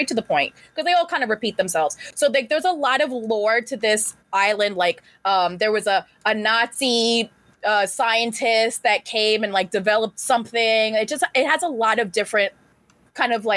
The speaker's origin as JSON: {"language": "English", "region": "New York", "country": "United States", "tie": "born or raised there", "said": "I grew up in New York"}